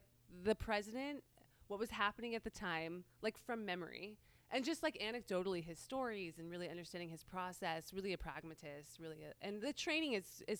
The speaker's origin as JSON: {"language": "English", "town": "Aptos", "region": "California", "country": "United States", "tie": "born or raised there", "also_born_or_lived": "Oakland, California", "said": "I grew up out in Aptos and went to UCSC"}